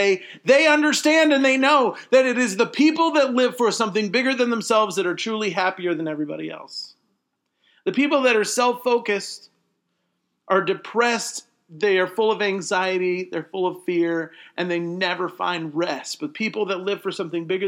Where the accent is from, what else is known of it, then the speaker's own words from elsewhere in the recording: United States; I'm an American